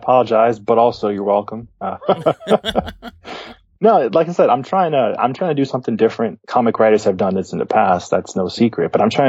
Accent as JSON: {"language": "English", "town": "New York City", "region": "New York", "country": "United States", "tie": "born or raised there", "said": "I grew up in Brooklyn"}